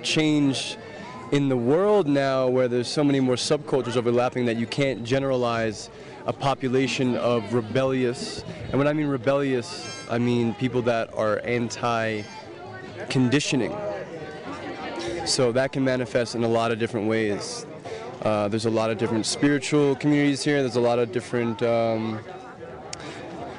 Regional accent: New York City, New York, United States; I'm from New York City.

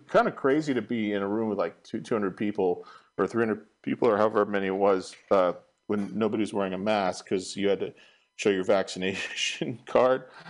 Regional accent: Marin County, California, United States; also born or lived in San Francisco, United States; I was raised in Marin County, and then I moved back to the city

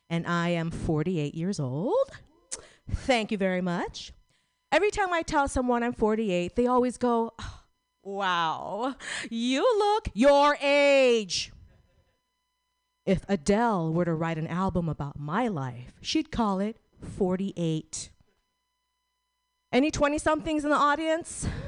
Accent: Philippines; I'm Filipino, not Korean.

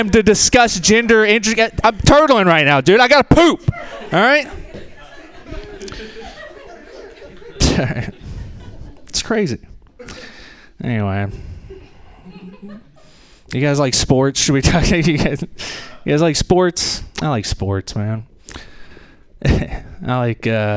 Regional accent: rural Tennessee, United States; From rural Tennessee myself, and I'm 31. That means I was a freshman in a new high school in the rural South

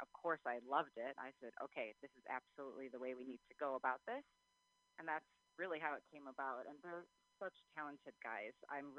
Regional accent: Milwaukee, Wisconsin, United States; moved away as an adult; now in Los Angeles, United States; Yeah, I actually am born and raised in Milwaukee, Wisconsin, so I'm a cheesehead through and through.

